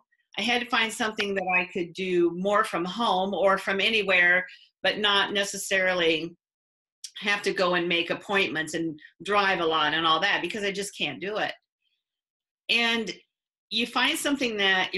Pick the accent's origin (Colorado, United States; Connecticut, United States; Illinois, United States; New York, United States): Illinois, United States; north of Quincy; I grew up north of Quincy, Illinois.